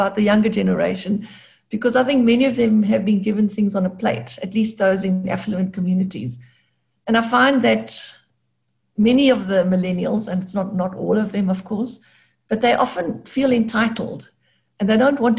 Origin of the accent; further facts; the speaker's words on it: Gqeberha, Eastern Cape, South Africa; I grew up in Gqeberha, or Port Elizabeth as it was formerly known, a smallish town.